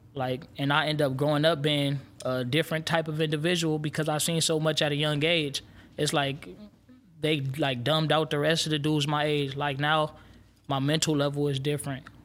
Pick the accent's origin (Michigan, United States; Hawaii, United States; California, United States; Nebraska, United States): California, United States; Los Angeles; I'm from South Central L A.